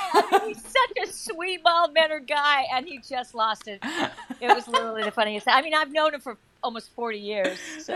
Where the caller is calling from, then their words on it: New York City, New York, United States; I am calling from the Upper West Side of Manhattan in the same apartment I've lived in since 1990.